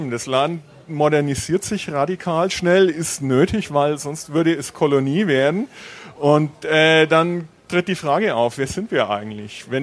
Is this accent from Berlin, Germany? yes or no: no; Bavaria, Germany; Ich meine, ich komme äh, aus Bayern, Franken, Laptop und Lederhosen.